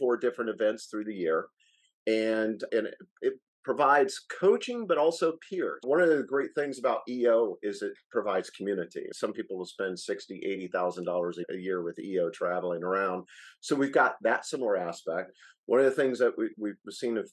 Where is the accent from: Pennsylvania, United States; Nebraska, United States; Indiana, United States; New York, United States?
Indiana, United States; Noblesville; moved away as an adult; also born or lived in Colorado; I grew up in Noblesville, Indiana, graduated from Purdue there